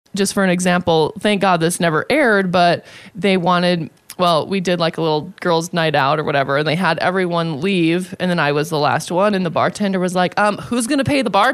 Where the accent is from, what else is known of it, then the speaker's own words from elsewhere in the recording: South Dakota, United States; moved away as an adult; now in Las Vegas, United States; I was from South Dakota